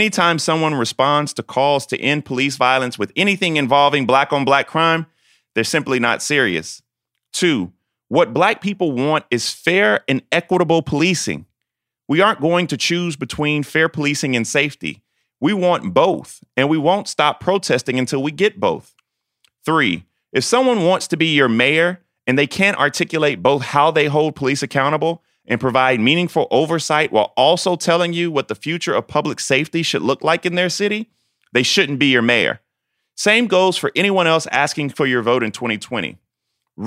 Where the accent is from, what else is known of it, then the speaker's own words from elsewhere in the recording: South Carolina, United States; my home state of South Carolina